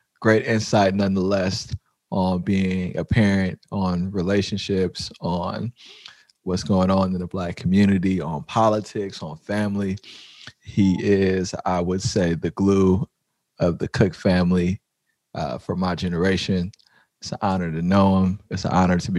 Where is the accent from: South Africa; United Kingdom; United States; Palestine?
United States; San Francisco, California; the way I grew up in the Fillmore